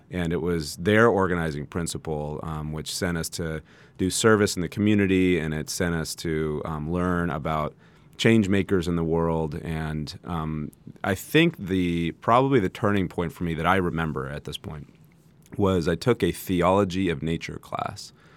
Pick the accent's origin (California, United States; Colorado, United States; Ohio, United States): California, United States; San Jose; moved away as an adult; now in Santa Barbara, United States; I grew up in San Jose, uh, now Silicon Valley